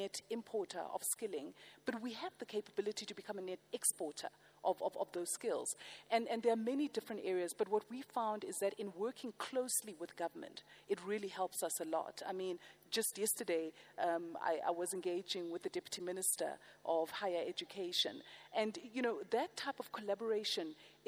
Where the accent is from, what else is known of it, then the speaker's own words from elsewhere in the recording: South Africa; as a South African